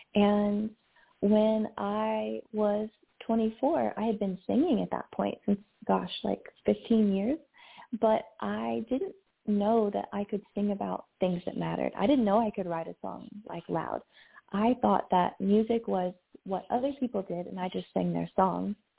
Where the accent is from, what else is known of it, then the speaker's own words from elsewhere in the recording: Kentucky, United States; I grew up in Kentucky in the South